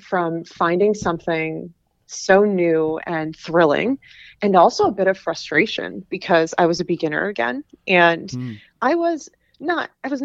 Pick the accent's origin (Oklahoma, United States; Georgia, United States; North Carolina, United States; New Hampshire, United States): New Hampshire, United States; moved away as an adult; also born or lived in Pennsylvania; I grew up in New Hampshire